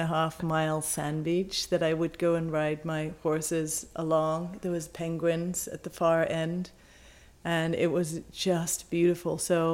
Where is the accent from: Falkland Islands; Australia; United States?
Falkland Islands; moved away; Well, I'm British. I'm from the Falkland Islands. Originally, which is off the southeast coast of Argentina. I grew up on a 110,000 acre farm with 36,000 sheep, about 150 horses and cattle.